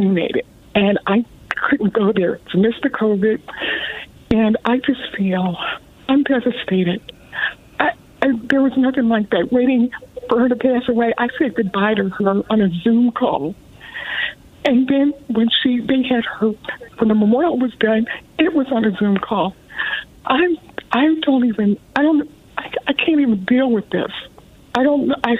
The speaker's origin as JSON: {"language": "English", "country": "United States", "said": "I'm African American"}